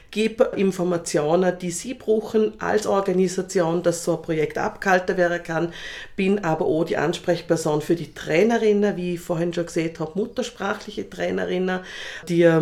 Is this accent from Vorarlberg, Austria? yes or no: yes; Hörbranz, Vorarlberg, Austria; Ich komme aus Hörbrands und äh, bin Sozialpädagogin vom Beruf her und Sozialmanagerin